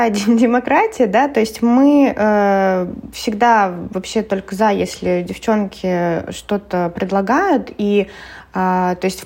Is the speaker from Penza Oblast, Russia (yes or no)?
yes; Penza, Penza Oblast, Russia